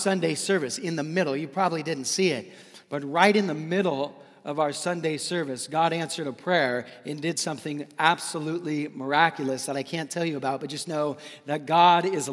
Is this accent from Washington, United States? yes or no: yes; Seattle, Washington, United States; also born or lived in Daly City; now in San Francisco, United States; I'm an ocean guy growing up in Seattle